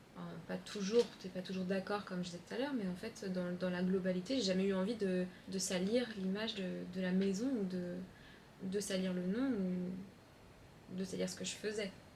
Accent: Chaponost, near Lyon, Auvergne-Rhône-Alpes, France; moved away; also born or lived in Paris; je viens de Chaponais, côté de Lyon, entre deux champs et trois vaches

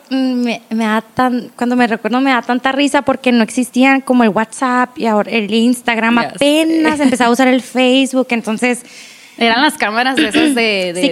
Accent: Agua Prieta, Sonora, Mexico; also born or lived in Hermosillo; Tengo 29 años, yo nací aquí en Agua Prieta. Tengo cuatro hermanas, yo soy la del medio. Mis papás viven aquí en Agua Prieta.

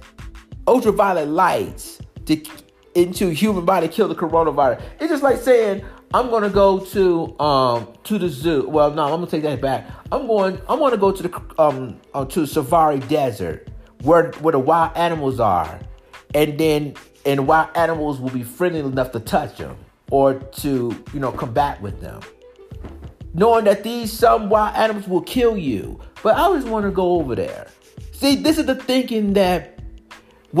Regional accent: Maryland, United States; moved away; Maryland used to be my home state

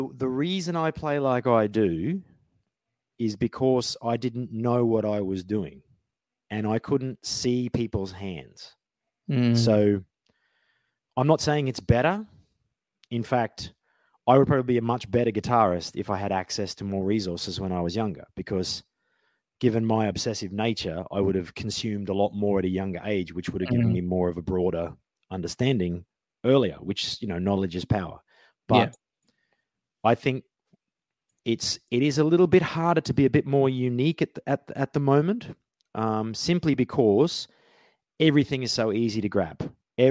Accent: Australia; moved away as an adult; also born or lived in Brisbane, Queensland; now in London, United Kingdom; I grew up in Outback Australia

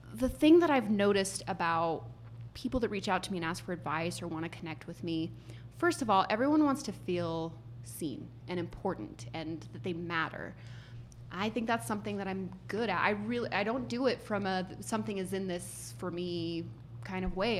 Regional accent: United States; as an American who speaks very little Spanish

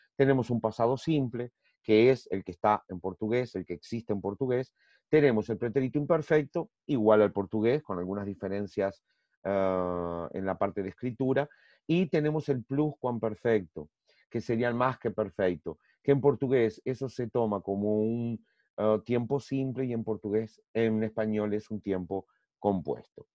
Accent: Uruguay; moved away as an adult; now in Brazil; soy uruguayo, graduado, en graduación en Uruguay en Derecho y aquí en Brasil también

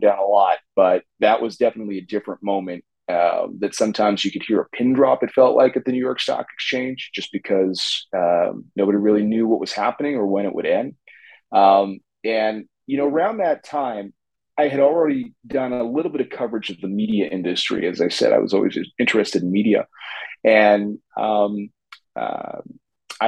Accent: Toronto, Ontario, Canada; I'm joining you from Toronto in Canada, where I grew up. I'm a Toronto kid

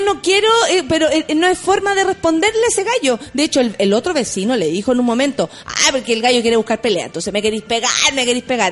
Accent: Chile; así somos los chilenos, se nos pega inmediatamente

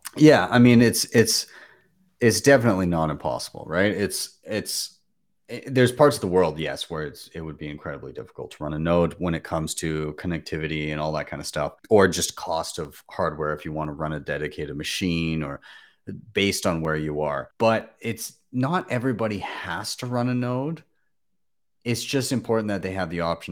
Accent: Canada; as a Canadian

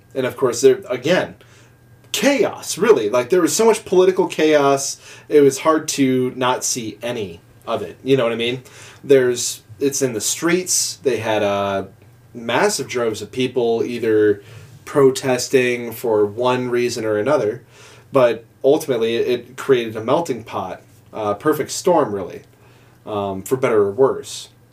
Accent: Midwest, United States; because we're from the Midwest.

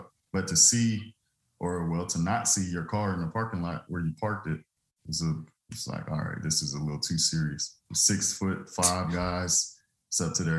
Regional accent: Leesville, Louisiana, United States; also born or lived in Sulzbach-Rosenberg, Germany; now in Dallas, United States; I was born in Sulzbach, Rosenberg, Germany, and then I was raised in Leesville, Louisiana, which is a super small town, but we were military

